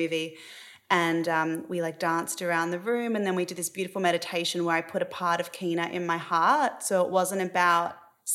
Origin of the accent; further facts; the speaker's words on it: Australia; moved away as an adult; now in Los Angeles, United States; growing up in Australia